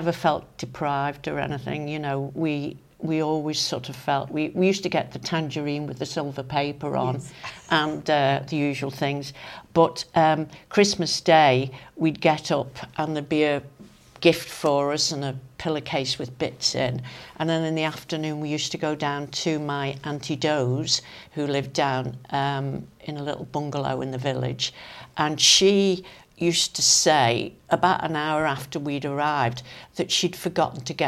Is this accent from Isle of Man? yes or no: yes; Crosby, Isle of Man; also born or lived in London; I was born and brought up in Crosby